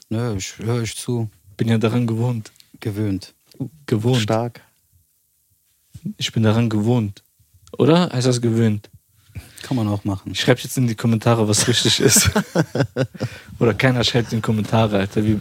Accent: Albania; und ich sag zu denen, ja, ich, ich bin auch Albaner.

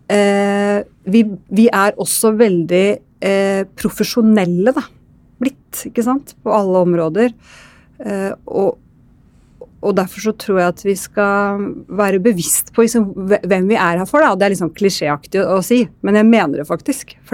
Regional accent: Østfold, Norway; jeg drar ofte til Rakkestad, ikke egentlig sånn der jeg er fra, da, i Indre Østfold.

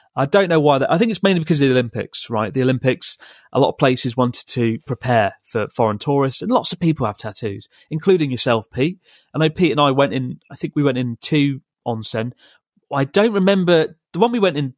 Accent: England, United Kingdom; from England

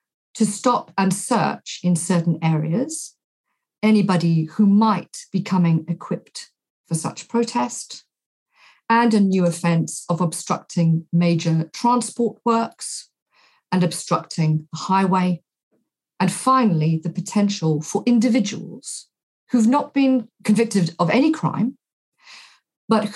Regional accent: South Africa; now in United Kingdom; I grew up in South Africa in the apartheid state.

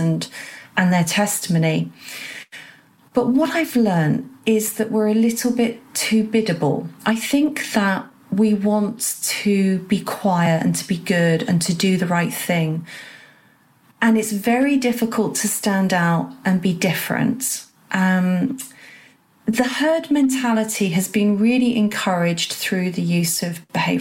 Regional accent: England, United Kingdom; I'm proudly patriotic, love being English and British

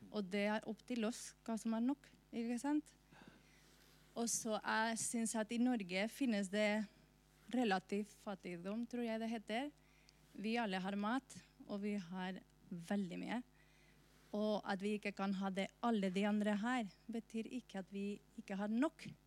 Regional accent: Spain; now in Norway; Jeg er fra Spania, først og fremst.

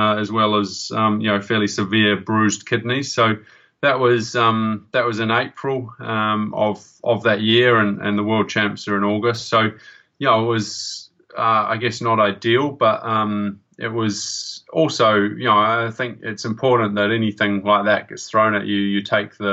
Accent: New Zealand

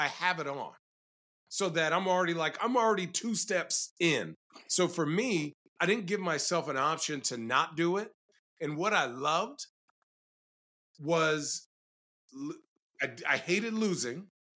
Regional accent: Arizona, United States; So I grew up in Arizona.

